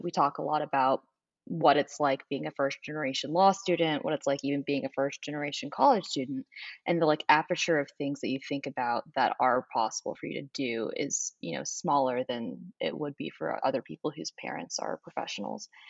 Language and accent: English; Nashville, Tennessee, United States; moved away as an adult; now in New Orleans, United States; I am from Nashville, Tennessee originally.